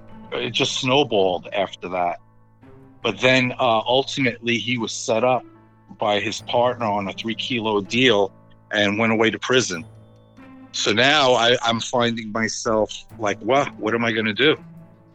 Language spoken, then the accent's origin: English; New York City, New York, United States; moved away; also born or lived in West Islip, Long Island, New York; I grew up in the Bronx, New York, mixed neighborhood